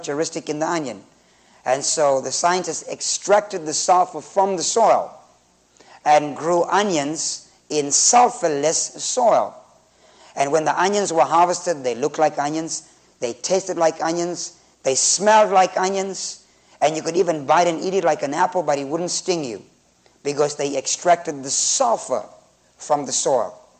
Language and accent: English; Zimbabwe